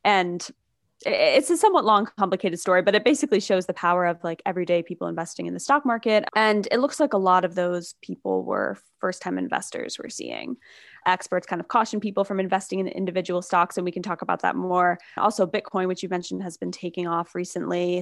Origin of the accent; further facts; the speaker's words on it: New York, United States; also born or lived in Michigan / San Francisco; I grew up in New York, I went to college in Michigan, but then I moved out to San Francisco